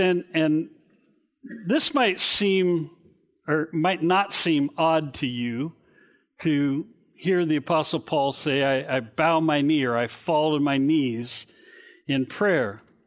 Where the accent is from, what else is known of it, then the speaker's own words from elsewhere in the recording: Garden Grove, California, United States; the house we grew up in in Garden Grove on Blake Street